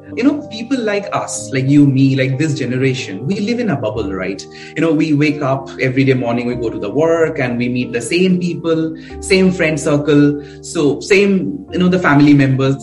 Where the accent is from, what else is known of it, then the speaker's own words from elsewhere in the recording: Kolkata, West Bengal, India; I grew up a very uh, middle class family. So I'm I'm basically from Calcutta.